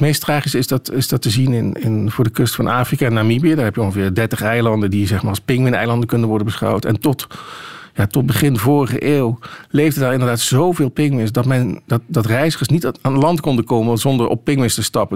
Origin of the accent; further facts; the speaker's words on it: Dutch Limburg, Netherlands; ik kom uit Nederlands Limburg. En daar hadden we op de katholieke basisschool